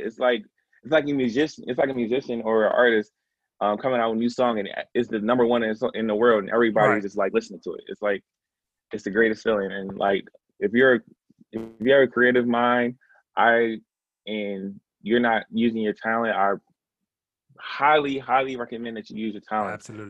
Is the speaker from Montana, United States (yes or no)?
no; Philadelphia, Pennsylvania, United States; also born or lived in Atlanta, Georgia; I grew up in the Germantown se- um, section of Philadelphia. Um, I was actually born in East Atlanta